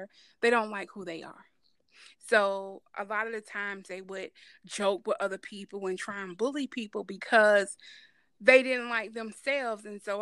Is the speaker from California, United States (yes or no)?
no; Atlanta, Georgia, United States; I was born and raised in Atlanta, Georgia, Grady